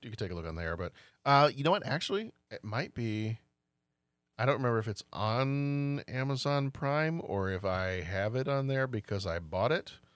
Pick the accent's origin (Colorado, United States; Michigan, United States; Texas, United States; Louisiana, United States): Texas, United States; growing up in Texas